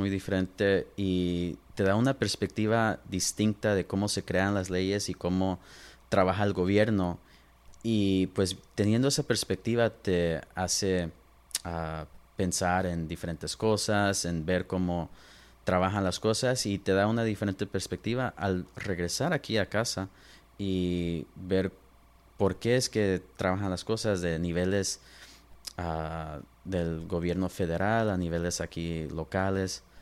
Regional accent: Los Angeles, California, United States; also born or lived in Pomona, California / San Diego, California; now in Inland Empire, United States; yo nací en Los Ángeles, ah, ahí es donde crecí y de ahí nos movimos a, Poma, Boma, más hacia el Inland Empire y nos movimos como cuando tenía 12, 13 años

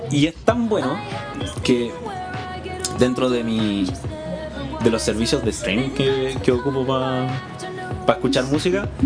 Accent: Chile; así como a nivel Sudamérica, porque nosotros somos de Chile.

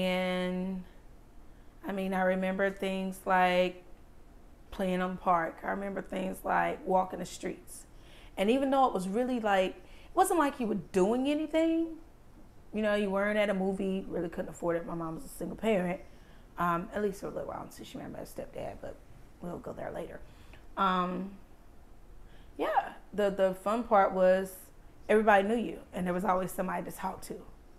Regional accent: New Bern, North Carolina, United States; also born or lived in Greenville, North Carolina; I am from New Bern. Born from New Bern? Craven Regional Medical Center. Before it was even Carolina East. Grew up here. My family stayed here. We moved to Greenville, and I graduated high school from Rose. Went to East Carolina. Never have I lived anywhere other than Eastern North Carolina.

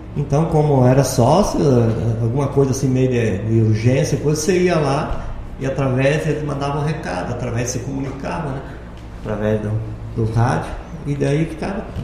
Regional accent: Palotina, Paraná, Brazil; also born or lived in Santa Catarina / Boa Esperança; now in Lucas do Rio Verde, Brazil; eu sou lá do Paraná. Na verdade, eu nasci em Santa Catarina, saí de lá bem com dois anos e pouquinho. Daí viemos morar em Palotina, no Paraná

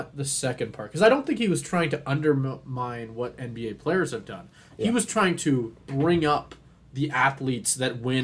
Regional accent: Canada; I'm Canadian

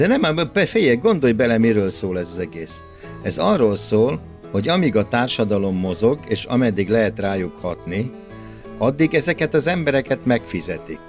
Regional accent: Hungary; Egy olyan országba születtünk

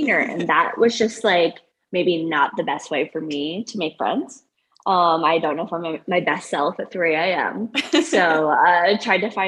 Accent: Broomfield, Colorado, United States; also born or lived in Iowa / Denver, Colorado; I am from Colorado, from Broomfield originally. And I live in Denver now with my boyfriend.

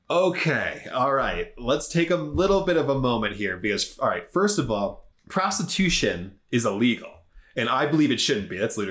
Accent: Minnesota, United States; Yeah, so I'm like from Minnesota.

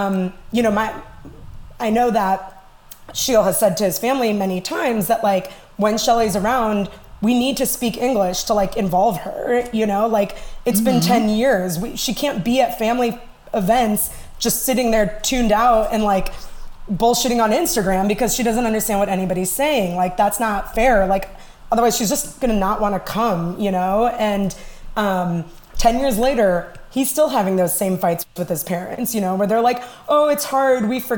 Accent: India; I think being Indian, despite, you know, being not Gujarati

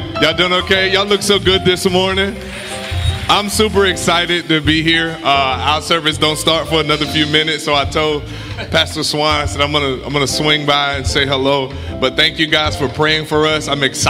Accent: South Alabama, United States; now in Newport News, United States; I'm from South Alabama

